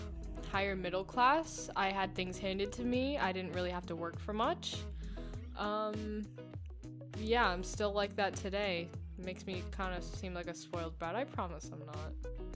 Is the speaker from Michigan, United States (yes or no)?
no; Clifton Park, New York, United States; I grew up here in Clifton Park, New York.